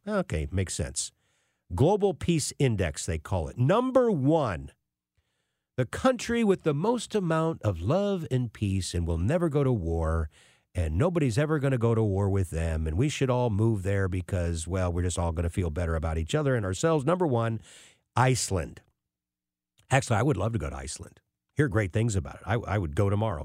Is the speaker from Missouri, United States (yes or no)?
yes; St. Louis, Missouri, United States; As a Saint Louis kid growing up in North County